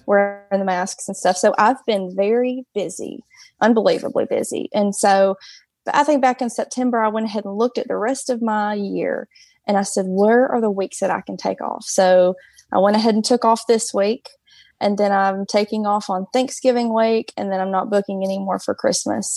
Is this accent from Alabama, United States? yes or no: yes; Hartselle, Alabama, United States; So I'm from Hartsel. It's a small town, um, in North Alabama